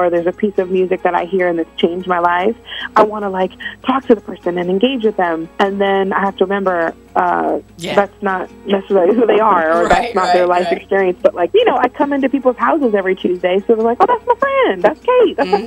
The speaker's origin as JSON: {"language": "English", "region": "Florida", "country": "United States", "said": "we're both from Florida"}